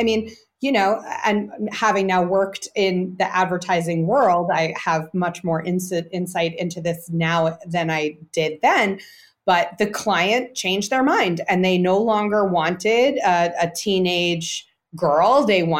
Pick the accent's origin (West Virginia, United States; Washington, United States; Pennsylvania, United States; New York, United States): New York, United States; I grew up in New York, yeah.